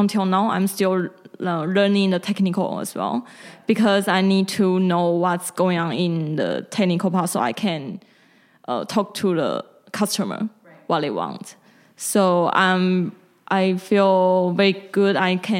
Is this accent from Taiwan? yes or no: yes; Taiwan; English is a second language; So I'm from Taiwan